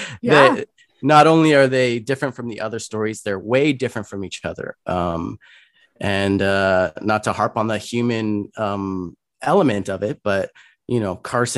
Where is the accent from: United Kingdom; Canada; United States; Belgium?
Canada; Lower Mainland, British Columbia; growing up in the Lower Mainland and living in the Lower Mainland right now